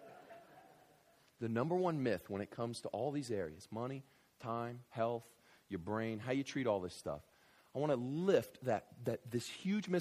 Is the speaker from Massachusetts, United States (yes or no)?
no; Kentucky, United States; moved away; I grew up in Kentucky